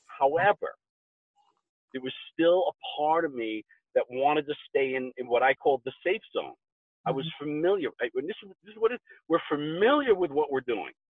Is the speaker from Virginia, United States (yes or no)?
no; New York, United States; moved away as an adult; now in Colorado, United States; I'm a New Yorker.